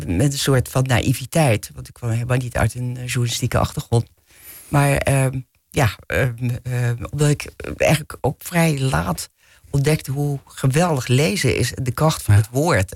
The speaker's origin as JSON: {"language": "Dutch", "town": "Bussum", "region": "North Holland", "country": "Netherlands", "tie": "born or raised there", "said": "ik ben opgegroeid gegroeid in Bussum, dus hier niet zo ver vandaan."}